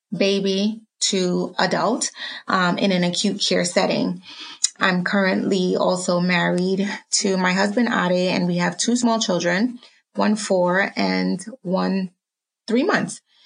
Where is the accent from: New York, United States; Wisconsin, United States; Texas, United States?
New York, United States; New York City; also born or lived in Dominica; now in Harrisburg, United States; I was born in Dominica and raised in Harlem